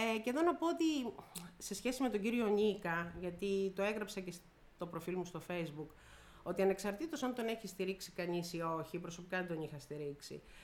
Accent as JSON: {"language": "Greek", "region": "Peloponnese", "country": "Greece", "also_born_or_lived": "Messinia / Corfu", "said": "είμαι Πελοποννήσια, γιατί yeah. η μισή είμαι Μεσίνια. Είναι ο παπά μου είναι Μεσίνιο, εκτό από το ότι κατοικώ"}